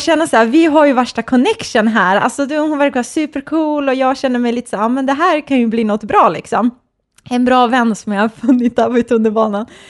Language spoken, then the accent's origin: Swedish; Stockholm, Stockholm County, Sweden; also born or lived in Nacka; jag är uppvuxen i Stockholm